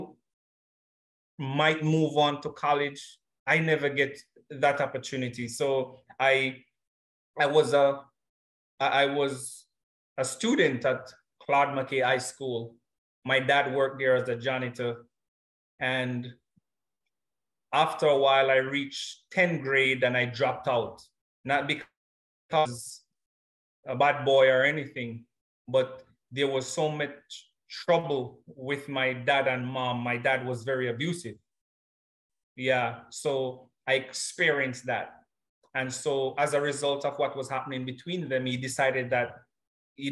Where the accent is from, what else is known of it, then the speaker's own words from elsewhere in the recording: James Hill, Clarendon, Jamaica; The community I was raised in is a little rural community in the Jamaica, the parish of Clarendon, that is James Hill